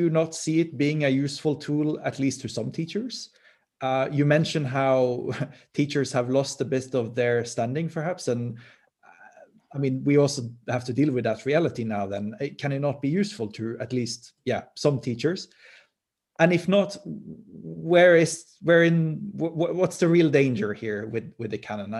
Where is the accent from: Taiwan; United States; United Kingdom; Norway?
Norway; I come from Norway